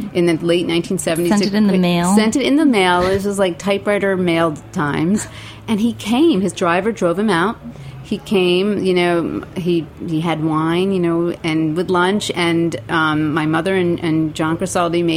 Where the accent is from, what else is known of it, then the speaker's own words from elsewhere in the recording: New Jersey, United States; also born or lived in Brooklyn, New York; I grew up in New Jersey. My parents moved there when I was like 5 or 6.